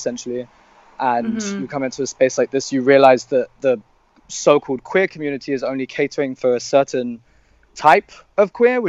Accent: London, United Kingdom; now in Berlin, Germany; I'm a Syrian Turkish, but I was born and raised in London. My family are from a place called Antakya, which is right on the Syrian-Turkish border, and my family are Arab Alawis. So we're kind of like a small, distinct sect of Shia Islam.

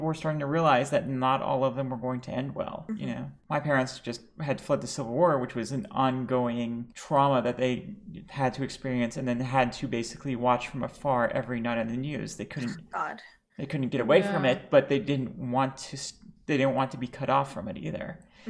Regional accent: United States; I grew up in Reagan's America.

